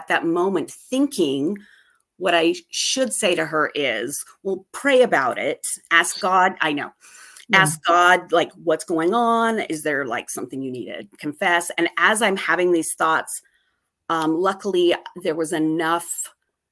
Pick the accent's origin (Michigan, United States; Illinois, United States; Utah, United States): Utah, United States; I grew up here in Utah